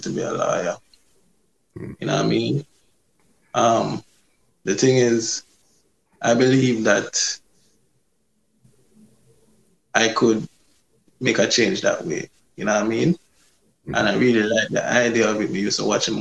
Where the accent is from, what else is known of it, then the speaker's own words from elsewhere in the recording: Portmore, Saint Catherine, Jamaica; I grew up in Bridgeport, in Portmore. Yeah, born and grew.